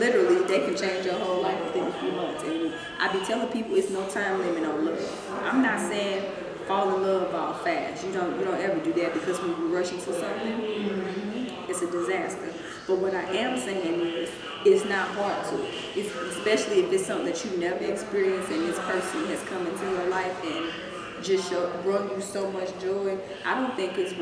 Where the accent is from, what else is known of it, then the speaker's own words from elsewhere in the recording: Missouri, United States; now in Dallas, United States; I'm here in Dallas, and you know, we're from Missouri